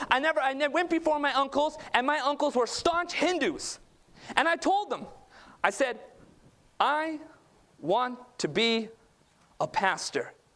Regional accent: Southern California, United States; I was born and raised in Southern California. My parents immigrated from Northeast India or Northwest India, Punjab.

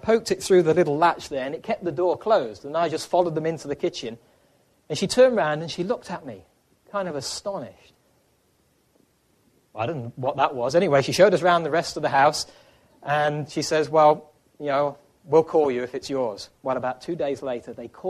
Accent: England, United Kingdom; moved away as an adult; also born or lived in Ireland / Africa; now in United States; before we lived in Ireland, we lived in England. That's where we were born and raised

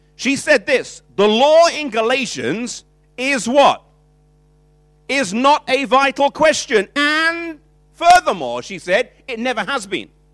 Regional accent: United Kingdom; we come from British culture

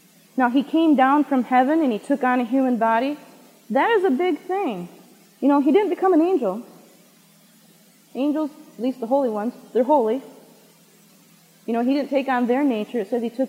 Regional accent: Michigan, United States; Michigan, where we are

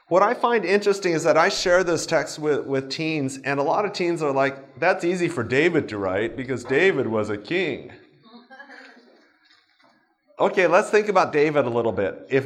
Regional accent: Japan; I grew up in Japan.

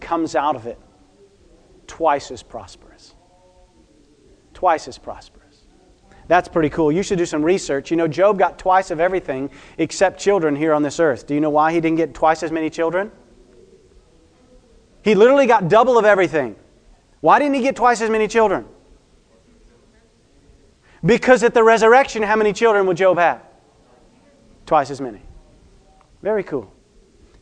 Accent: United States; I am American

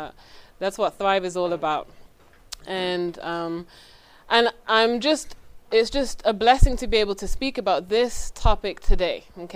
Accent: England, United Kingdom; now in United States; I'm originally from England. My accent is not that strong now because I've been in this country for a while.

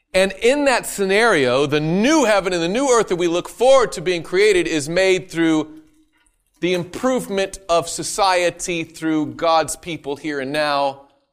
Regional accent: the South, United States; I'm from the South.

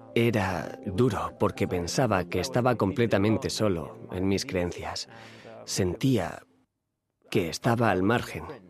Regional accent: Nelspruit, Mpumalanga, South Africa; nací en Sudáfrica en la ciudad de Nelspruit, cerca del Parque Nacional Kruger

